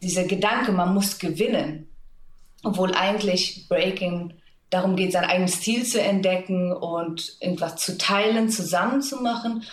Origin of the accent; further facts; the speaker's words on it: Germany; bei uns in Deutschland oder Europa